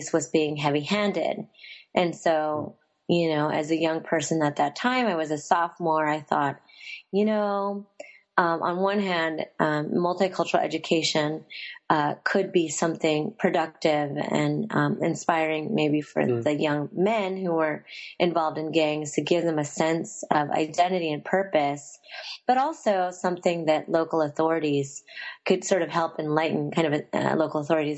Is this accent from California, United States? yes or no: yes; Union City, California, United States; I was born and raised in the Bay Area. I spent most of my growing up in Union City, California